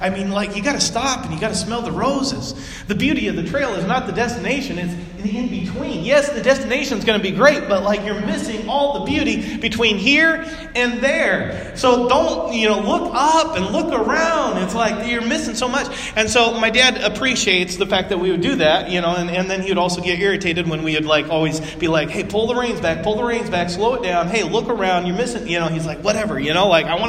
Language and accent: English; West Coast, United States; moved away; I grew up on the West Coast